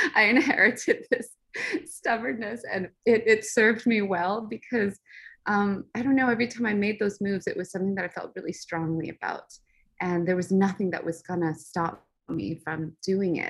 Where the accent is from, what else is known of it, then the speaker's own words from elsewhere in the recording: Los Angeles, California, United States; also born or lived in Orange County, California; we actually um, grew up in Los Angeles